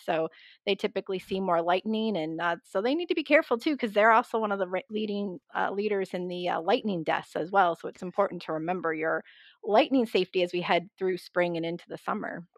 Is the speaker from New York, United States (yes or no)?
no; just outside of Boston, Massachusetts, United States; moved away as an adult; now in Atlanta, United States; I grew up just outside of Boston